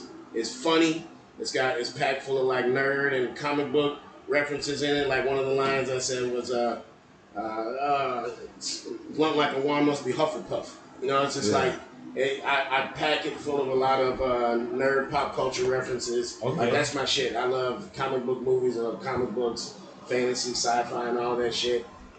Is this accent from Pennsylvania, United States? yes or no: no; Houston, Texas, United States; also born or lived in Austin; the shit that I went through growing up in Houston and Austin.